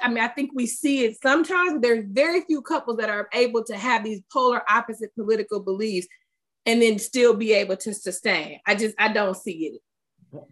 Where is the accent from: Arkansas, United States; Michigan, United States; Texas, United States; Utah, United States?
Michigan, United States; Detroit; raised in the city of Detroit